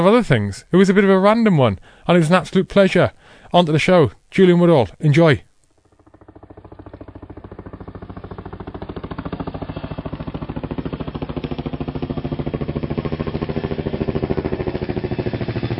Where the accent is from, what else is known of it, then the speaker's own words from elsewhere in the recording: Wales, United Kingdom; moved away; also born or lived in Essex; I'm Welsh